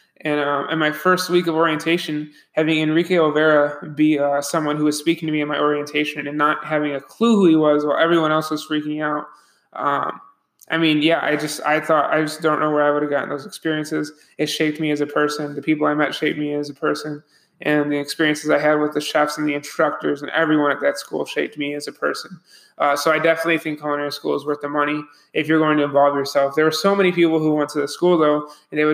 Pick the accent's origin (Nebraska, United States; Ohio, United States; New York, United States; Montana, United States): New York, United States; Buffalo; moved away as an adult; I'm from Buffalo, New York